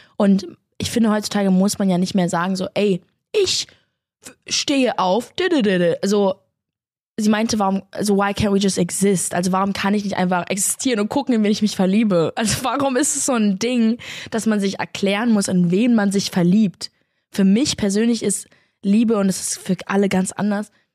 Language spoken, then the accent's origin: German; Berlin, Germany; Aber ich komme ja auch aus Berlin